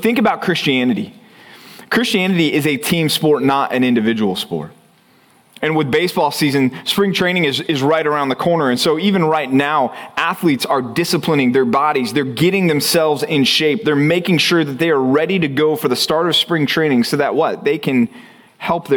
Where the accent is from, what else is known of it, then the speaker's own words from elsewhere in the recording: Texas, United States; growing up in Texas